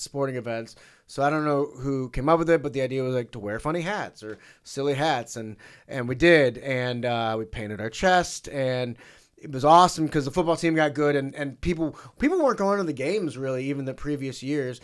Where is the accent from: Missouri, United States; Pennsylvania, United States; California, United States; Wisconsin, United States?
Missouri, United States; St. Louis; my hometown team